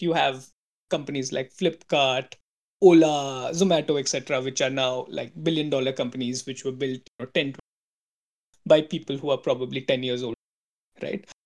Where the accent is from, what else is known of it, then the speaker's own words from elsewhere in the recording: India; moved away; also born or lived in San Francisco; as an Indian